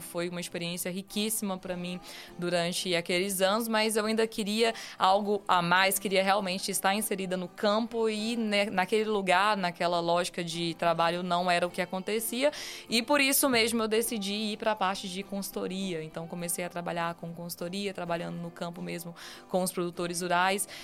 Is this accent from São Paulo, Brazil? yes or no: no; Rondon do Pará, Pará, Brazil; sou paraense, sou de Rondon do Pará